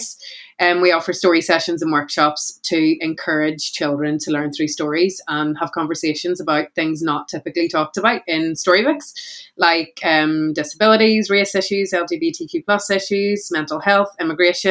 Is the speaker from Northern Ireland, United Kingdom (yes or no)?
yes; Belfast, Northern Ireland, United Kingdom; I'm a speaker from Belfast in Northern Ireland